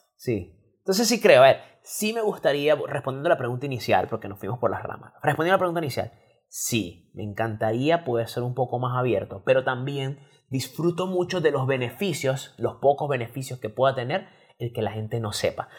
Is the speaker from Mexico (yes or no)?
no; Venezuela; now in Chile; nosotros somos venezolanos